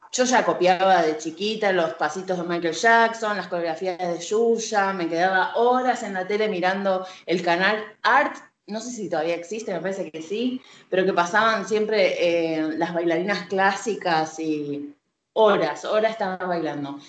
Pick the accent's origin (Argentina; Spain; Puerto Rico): Argentina; Soy argentina